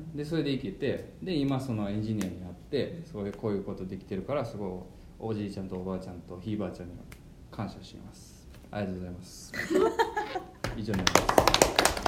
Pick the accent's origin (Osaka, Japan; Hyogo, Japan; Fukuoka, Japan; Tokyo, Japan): Osaka, Japan; 俺は大阪出身